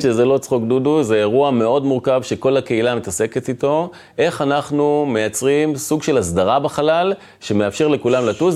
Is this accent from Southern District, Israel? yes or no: yes; Dimona, Southern District, Israel; גדלתי ב, בעיר דימונה